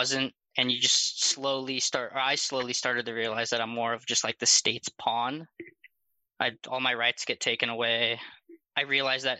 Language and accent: English; Los Angeles, California, United States; I grew up in California my entire life, moved from a few different cities, but mostly stayed in the LA area